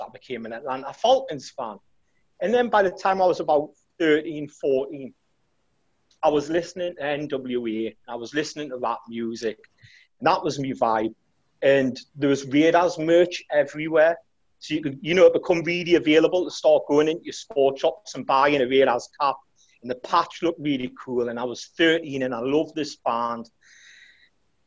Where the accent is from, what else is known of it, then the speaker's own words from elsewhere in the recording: Newcastle upon Tyne, North East England, United Kingdom; I'm from Newcastle, which is like this really partisan city. And if you come from Newcastle, you're a Newcastle United fan